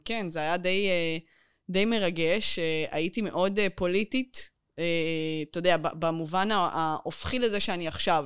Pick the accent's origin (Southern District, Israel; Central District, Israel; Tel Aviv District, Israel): Southern District, Israel; suburb of Beersheba; אני גדלתי בפרוור שליד, הפרוור של העיר שעוד לא נבנתה